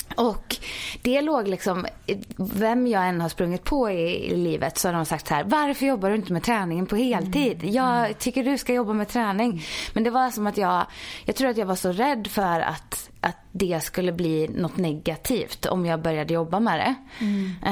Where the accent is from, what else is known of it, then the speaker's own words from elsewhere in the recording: Ulricehamn, Västra Götaland, Sweden; moved away as an adult; also born or lived in Jönköping; now in Stockholm, Sweden; jag är uppvuxen i Ulricehamn i Västergötland